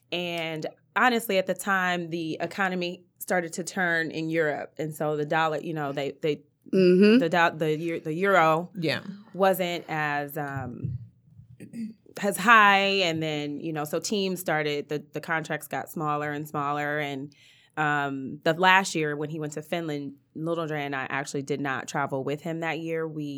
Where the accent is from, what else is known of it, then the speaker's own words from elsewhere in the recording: Euclid, Ohio, United States; So, I am originally from outside of Cleveland. I'm from Euclid.